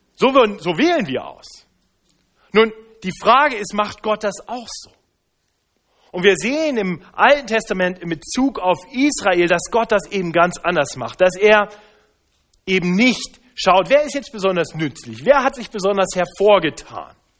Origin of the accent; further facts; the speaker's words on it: Braunschweig, Lower Saxony, Germany; moved away; Ich bin ja in Braunschweig aufgewachsen, nahe an der ehemaligen innerdeutschen Grenze